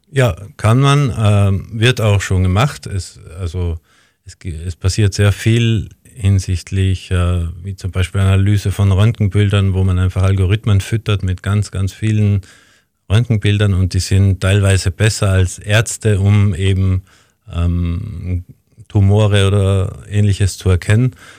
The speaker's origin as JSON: {"language": "German", "region": "Tyrol", "country": "Austria", "tie": "born or raised there", "also_born_or_lived": "Linz, Austria", "moved": "yes", "lives_now": "Vienna, Austria", "said": "in meine Heimat nach Tirol"}